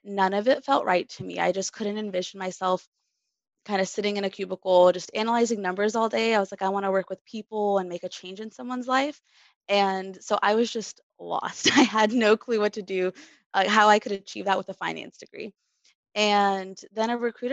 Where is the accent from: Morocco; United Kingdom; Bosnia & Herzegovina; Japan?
Bosnia & Herzegovina; now in Seattle, United States; I'm originally from Tehran in Bosnia